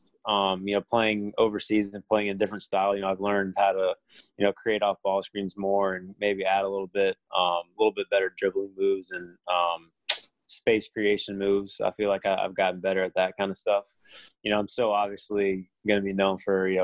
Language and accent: English; Orlando, Florida, United States; I grew up in Orlando.